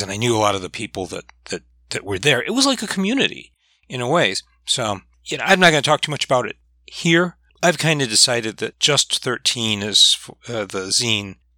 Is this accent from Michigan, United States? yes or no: yes; Michigan, United States; I'm from Michigan